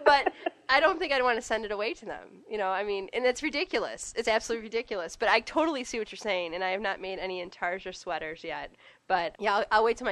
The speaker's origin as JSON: {"language": "English", "town": "Detroit", "region": "Michigan", "country": "United States", "also_born_or_lived": "Grand Rapids", "said": "I'm from Metro Detroit"}